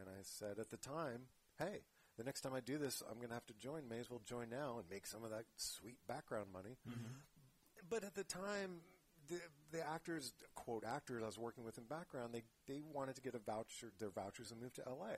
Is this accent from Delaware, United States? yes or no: yes; Rehoboth Beach, Delaware, United States; now in San Francisco Bay Area, United States; grew up in Delaware.